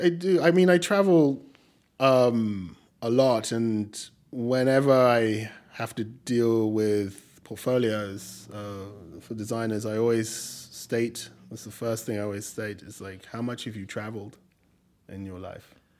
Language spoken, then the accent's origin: English; England, United Kingdom; accent: English; also born or lived in Nigeria; now in New York, United States; my English accent